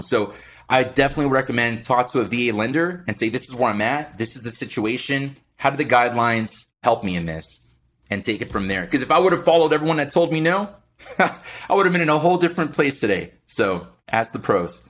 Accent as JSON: {"language": "English", "town": "Miami", "region": "Florida", "country": "United States", "tie": "born or raised there", "said": "born and raised in Miami, Florida, blue collar family"}